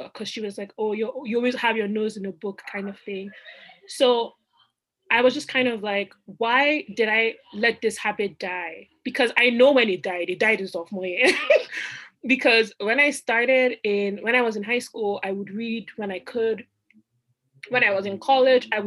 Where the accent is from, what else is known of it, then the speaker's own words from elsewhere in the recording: Nigeria; moved away as an adult; also born or lived in Rochester, New York; now in Boston, United States; I went home to Nigeria. So I'm Nigerian. I went home to Nigeria across the Atlantic.